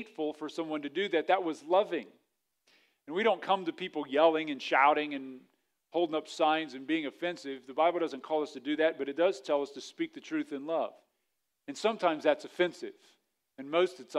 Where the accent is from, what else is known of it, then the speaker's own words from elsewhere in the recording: Wilmington, Ohio, United States; now in Xenia, United States; I didn't grow up in Xenia. I grew up in Wilmington.